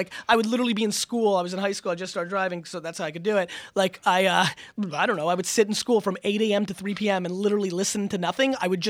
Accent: Russia; born there; moved away; I was born in Russia. I'm Jewish. That's how we got out of Soviet Russia.

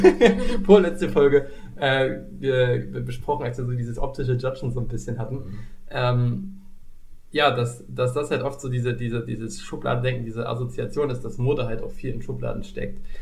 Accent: East Germany, Germany; ich bin ja ein Kind des Ostens

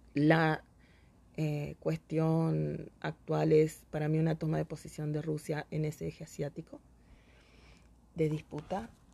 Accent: Argentina

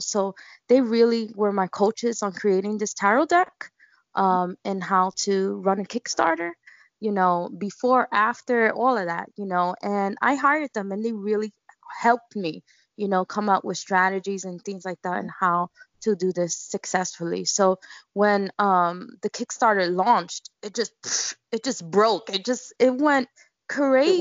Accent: New York City, New York, United States; I grew up in Bushwick, Brooklyn, and in Bushwick we just incorporate everything

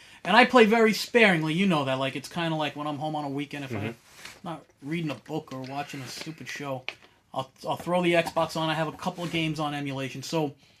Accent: Westbury, New York, United States; I grew up in Westbury.

